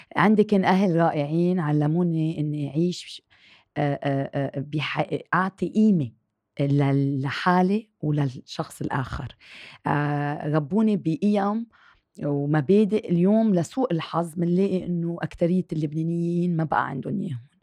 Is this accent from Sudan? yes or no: no; Lebanon; also born or lived in France; فخورة إني أكون لبنانية وبنتمي لهالوطن